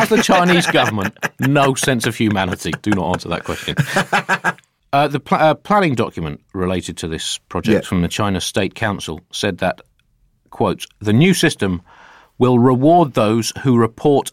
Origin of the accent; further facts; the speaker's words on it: United Kingdom; we're British